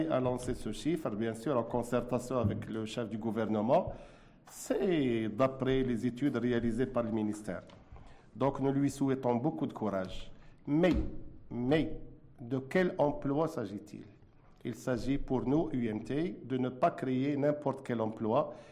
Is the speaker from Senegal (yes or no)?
no; Morocco; Nous sommes des Marocains.